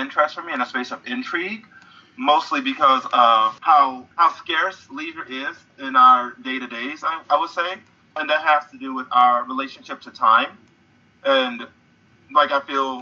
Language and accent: English; St. Louis, Missouri, United States; St. Louis, Missouri, which is my hometown